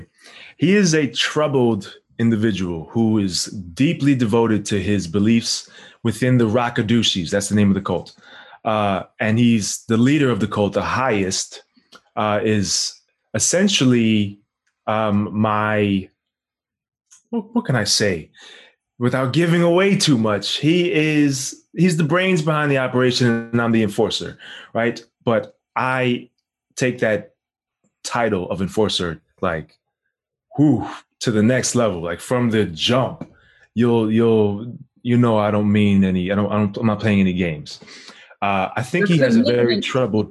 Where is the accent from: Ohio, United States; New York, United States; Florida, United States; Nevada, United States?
New York, United States; New York City; moved away as an adult; also born or lived in Harlem, New York; I'm from New York. I'm from South Ozone Park, Queens. Yeah, born and raised back and forth between there and Harlem